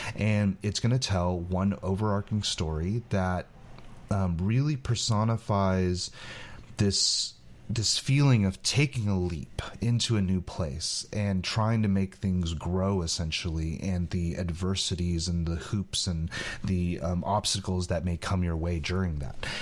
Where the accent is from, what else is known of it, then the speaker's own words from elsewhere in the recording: California, United States; I grew up in California